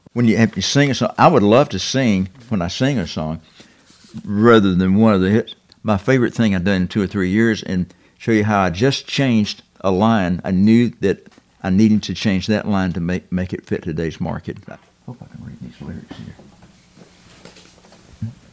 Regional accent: the South, United States; being a Southerner

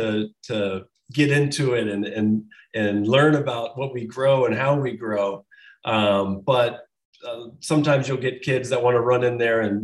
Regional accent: St. Paris, Ohio, United States; now in New York, United States; I was raised in Champaign County.

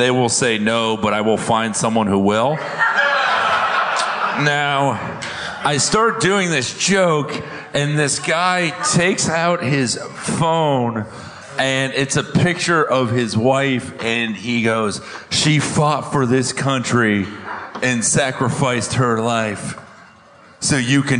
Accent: Florida, United States; I'm from the Florida with brown people

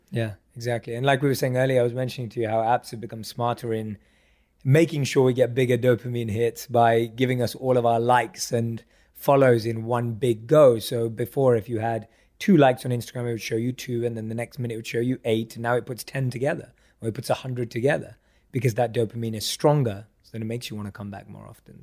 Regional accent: London, United Kingdom; I grew up a huge football and soccer fan growing up in London

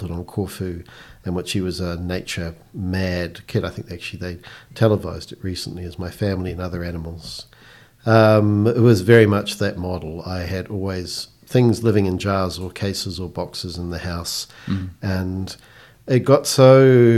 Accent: Christchurch, Canterbury, New Zealand; I grew up in Christchurch, born and bred, and mostly in East Christchurch.

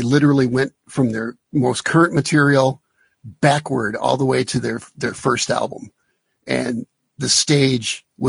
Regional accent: United States; we're American

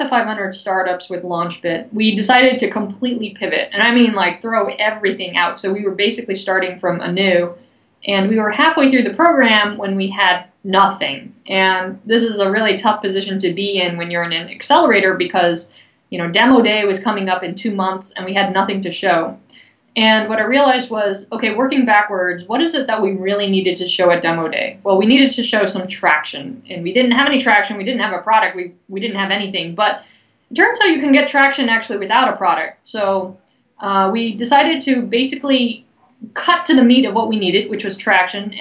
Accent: Bay Area, Silicon Valley, California, United States; I hail from the Bay Area, the Silicon Valley

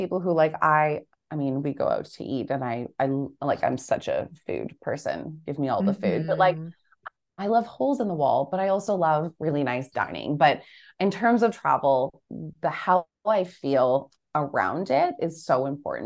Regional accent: Canada; now in Australia; growing up in Canada and then living in Australia

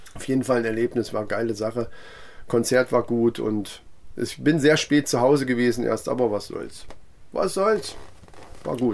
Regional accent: Kassel, Hesse, Germany; wir sind aus Kassel

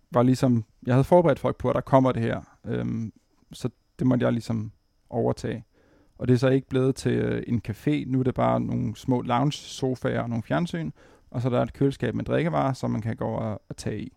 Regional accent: Præstø, Zealand, Denmark; moved away as an adult; also born or lived in Vordingborg; now in Copenhagen, Denmark; jeg er nede fra Sydsjælland, nede fra Præstø

